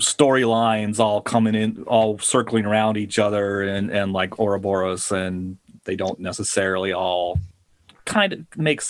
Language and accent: English; United States; being an American kid